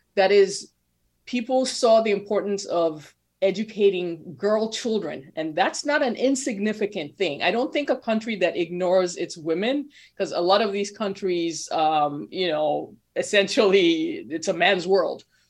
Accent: Nigeria; moved away; growing up in Nigeria

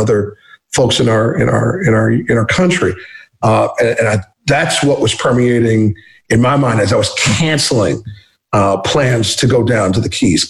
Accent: Ohio, United States; now in Florida, United States; my home state of Ohio

